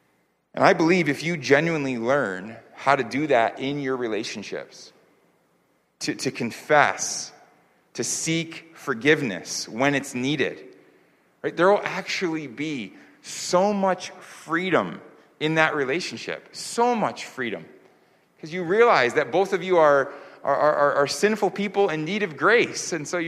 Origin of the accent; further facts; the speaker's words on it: New York, United States; also born or lived in California / Florida / Virginia / North Carolina; now in Seoul, South Korea; I grew up in New York, but I also lived in the Bay Area in California. I lived in Florida. I lived in Virginia. I lived in North Carolina, which I mentioned before. And now, of course, you know, live here in Seoul.